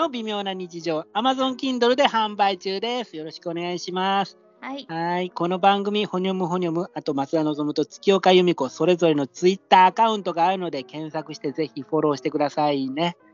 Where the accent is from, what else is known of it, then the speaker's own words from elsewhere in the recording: Osaka, Japan; accent: Osaka dialect; now in Tokyo, Japan; 地元に帰ったら「うわ大阪弁抜けた抜けた」って言